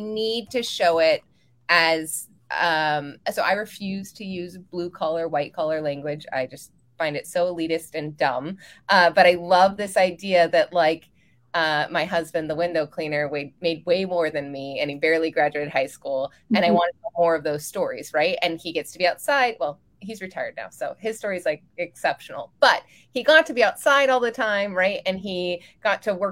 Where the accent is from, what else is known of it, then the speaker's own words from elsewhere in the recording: California, United States; I'm from California